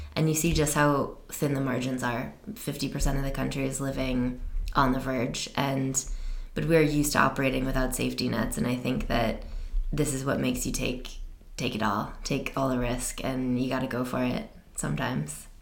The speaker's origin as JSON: {"language": "English", "country": "United States", "said": "being American"}